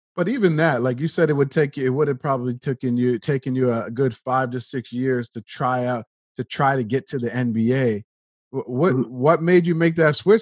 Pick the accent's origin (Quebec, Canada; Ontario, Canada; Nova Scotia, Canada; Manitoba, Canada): Nova Scotia, Canada; you and I grew up in Nova Scotia, Canada, which is like the east coast of Canada